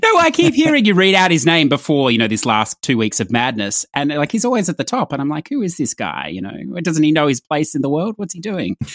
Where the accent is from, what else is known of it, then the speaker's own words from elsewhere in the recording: Australia; I'm Australian